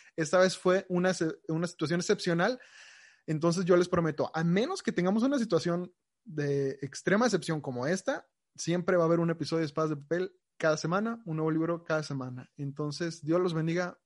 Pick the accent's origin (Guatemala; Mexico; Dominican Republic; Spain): Mexico; nosotros como mexicanos